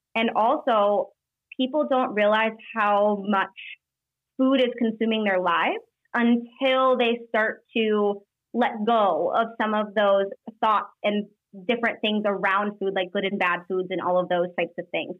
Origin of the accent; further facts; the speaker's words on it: Iowa, United States; moved away as an adult; also born or lived in Denver, Colorado; We lived in Denver for three years, but we were born and raised in Iowa